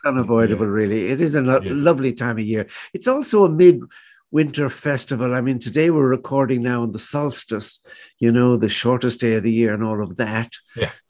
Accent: Galway, Connacht, Ireland; still it's still the town of my childhood

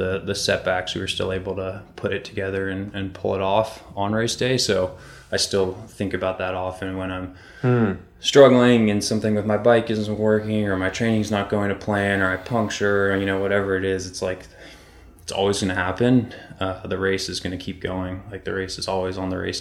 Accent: Marin County, California, United States; I grew up in Marin County, which is the birthplace of mountain biking

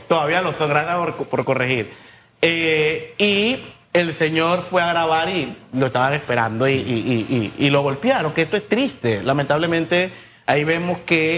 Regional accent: Colón, Panama; yo vengo del sector de Barrio Norte

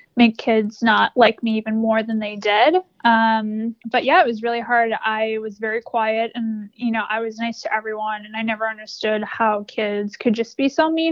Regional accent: Wisconsin, United States; now in Charlotte, United States; I grew up in Wisconsin and now live in Charlotte.

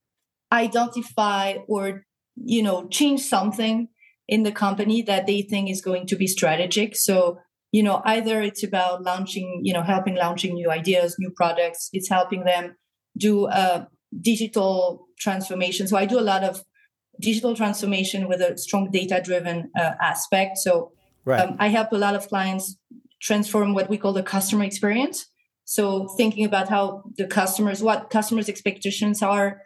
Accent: France; also born or lived in San Jose, California, United States / Paris, France; now in Mexico; I was born in the U.S., but I was raised in France.

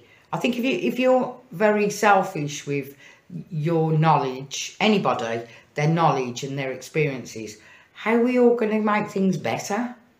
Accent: Birmingham, West Midlands, United Kingdom; accent: Brummie; excuse me, my Brummy accent.

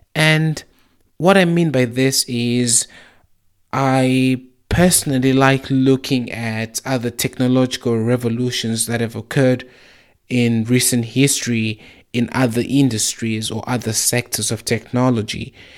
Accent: Zimbabwe; also born or lived in South Africa; when I was growing up in Zimbabwe and South Africa, I saw how people used to have to go to the clinic just to get their blood pressure checked

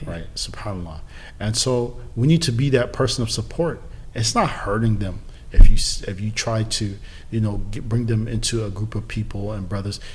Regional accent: San Diego, California, United States; I'm from San Diego

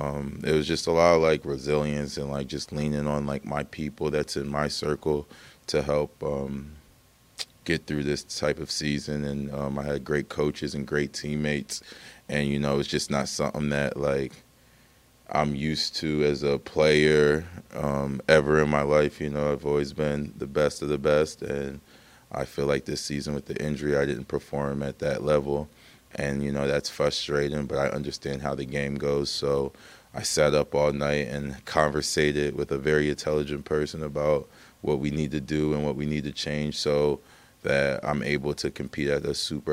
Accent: Hamilton, Ontario, Canada; sometimes I go down in Toronto, like, where are you from? And I just, like, I'm from Hamilton.

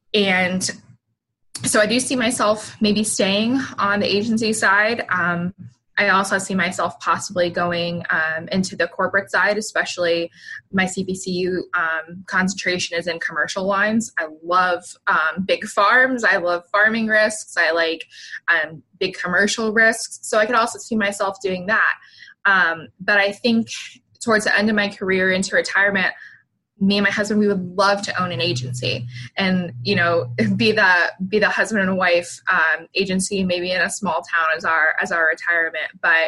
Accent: the South, United States; And I'm originally from the South.

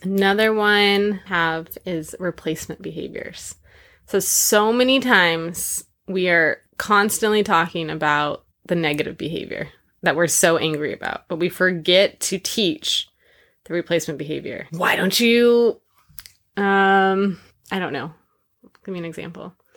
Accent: California, United States; moved away; I grew up in California, twenty minutes from Disneyland

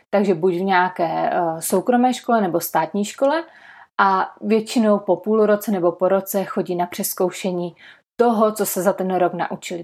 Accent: Czechia; My v Česku

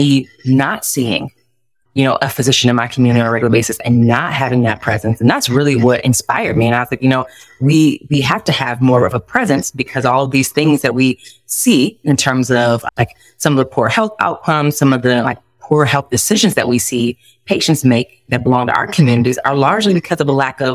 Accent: Detroit, Michigan, United States; moved away as an adult; also born or lived in Florida; now in Columbus, United States; I'm originally from Detroit, Michigan

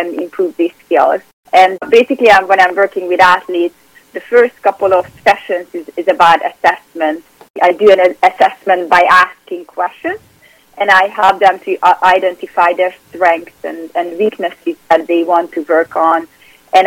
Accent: Budapest, Hungary; English is a second language; moved away as an adult; now in New York, United States; So I'm originally from Hungary, from Budapest. And I grew up there

